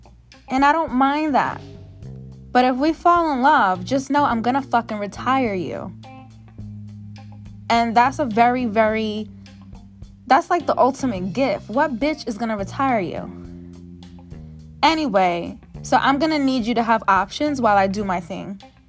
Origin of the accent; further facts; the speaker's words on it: Beverly Hills, California, United States; You guys, I am from Beverly Hills. Let me stop acting like I can relate to hood stuff.